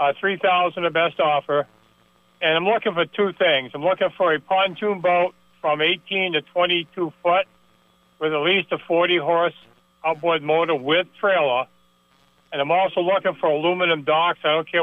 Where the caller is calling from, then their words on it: Marlborough, Vermont, United States; Calling from Marlborough, Vermont.